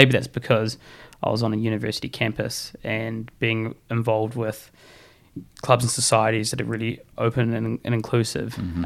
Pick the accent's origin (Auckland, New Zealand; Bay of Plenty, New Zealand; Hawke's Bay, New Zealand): Auckland, New Zealand; moved away as an adult; also born or lived in Taranaki, New Zealand / Invercargill, New Zealand / Hawera, New Zealand; now in Canterbury, New Zealand; I grew up in Auckland